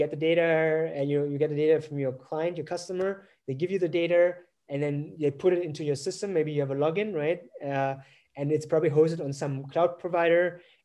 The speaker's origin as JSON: {"language": "English", "country": "Germany", "said": "I'm not from Vietnam, I'm from Germany"}